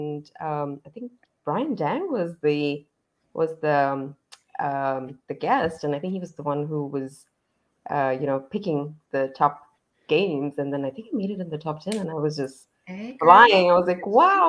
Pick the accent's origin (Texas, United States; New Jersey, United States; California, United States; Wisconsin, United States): Texas, United States; Dallas; I am from Dallas, Texas